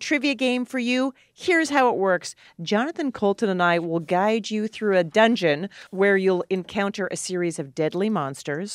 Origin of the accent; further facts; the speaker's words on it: Alberta, Canada; where I grew up in Alberta, Canada